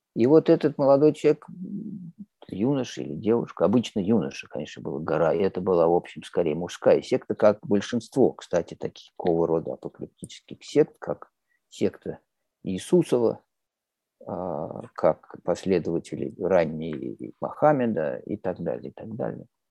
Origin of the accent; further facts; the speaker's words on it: Moscow, Russia; я, я родился, вырос в Москве